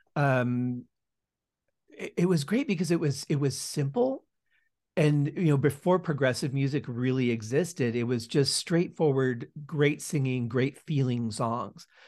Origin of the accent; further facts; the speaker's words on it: outside of Detroit, Michigan, United States; now in Las Vegas, United States; I was born just outside of Detroit